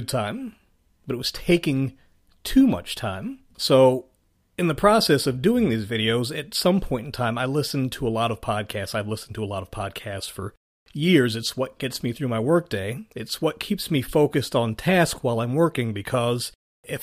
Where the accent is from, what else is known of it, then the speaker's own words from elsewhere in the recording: Richmond, Virginia, United States; my hometown of Richmond, Virginia